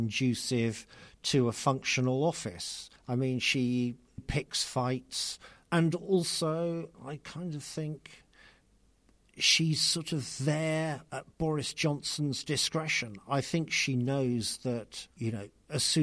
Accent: London, United Kingdom; I'm from South London

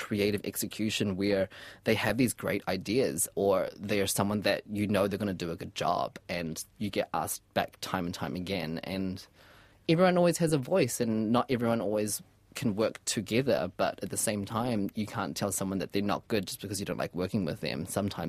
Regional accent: New Zealand; So that's what I can be proud of, especially as a Kiwi as well.

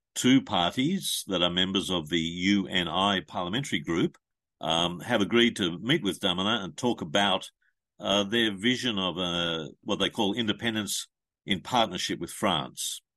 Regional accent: Australia; as an Australian citizen

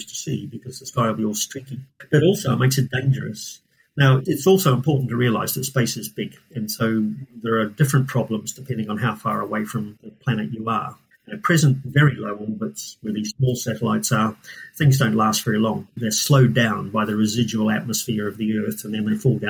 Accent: New Zealand; moved away as an adult; also born or lived in Scotland; now in Cambridge, United Kingdom; I'm from New Zealand. I did my PhD in New Zealand

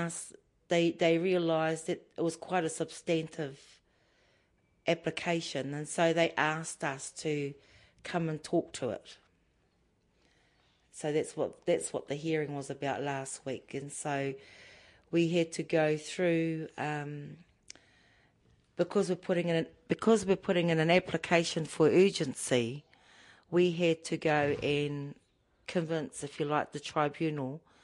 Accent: Tolaga Bay, Gisborne, New Zealand; I'm from Ngāti Porou, Tolaga Bay, Tukumaru Bay

